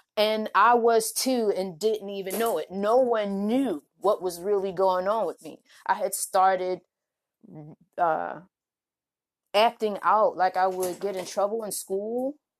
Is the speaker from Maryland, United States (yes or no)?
yes; Baltimore, Maryland, United States; moved away; also born or lived in Oklahoma; I'm from Baltimore